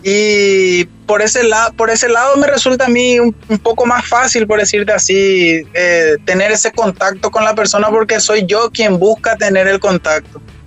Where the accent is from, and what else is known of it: Paraguay; moved away